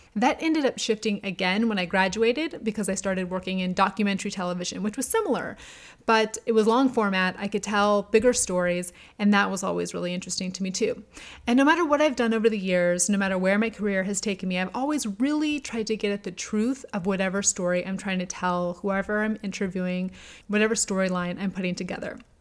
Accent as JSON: {"language": "English", "town": "Albuquerque", "region": "New Mexico", "country": "United States", "tie": "born or raised there", "said": "I grew up in New Mexico, in Albuquerque"}